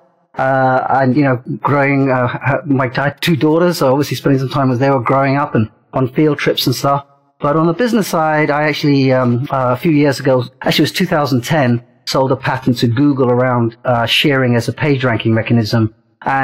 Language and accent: English; London, United Kingdom; also born or lived in India / Portsmouth / Brighton / Silicon Valley; now in United States; I was born in India, and at the age of three, my father, who worked for Air India, got transferred to London. So I ended up doing all my education in England. I grew up close to Heathrow Airport